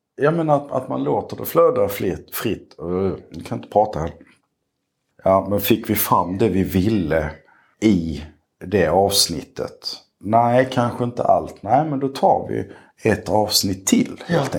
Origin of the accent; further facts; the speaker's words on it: Skåne, Sweden; also born or lived in Malmö; now in Lomma, Sweden; jag är skåning